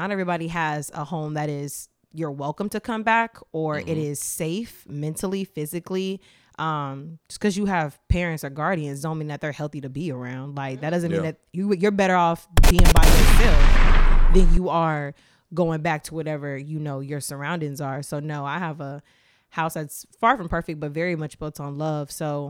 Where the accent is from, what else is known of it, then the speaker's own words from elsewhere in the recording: the South, United States; My mom, we're from the South. She's from Sumter, South Carolina.